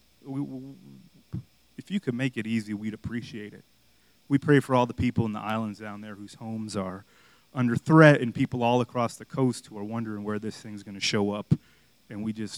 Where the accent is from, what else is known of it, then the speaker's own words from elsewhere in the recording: Miami, Florida, United States; moved away; growing up in Miami